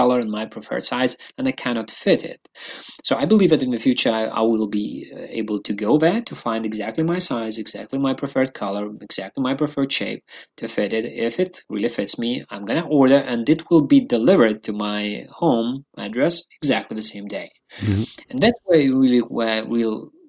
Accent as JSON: {"language": "English", "country": "Lithuania", "also_born_or_lived": "London", "said": "I used to live in London for a while, but I'm from Lithuania"}